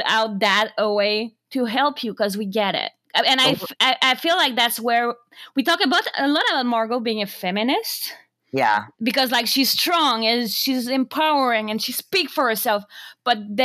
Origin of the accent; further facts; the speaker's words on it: Canada; as a Canadian